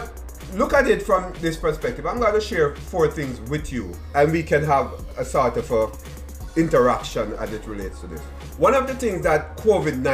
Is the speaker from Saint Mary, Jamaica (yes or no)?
no; Kingston, Jamaica; moved away; growing up in Waterhouse, Seaview Gardens, right? Denham Town